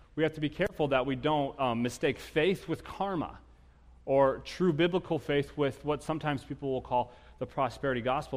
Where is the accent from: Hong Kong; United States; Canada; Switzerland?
United States; as American Christians